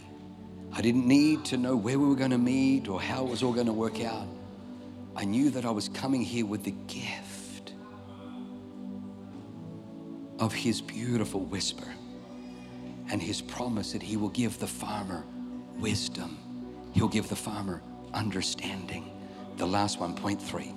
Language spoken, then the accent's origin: English; Australia; I grew up in Australia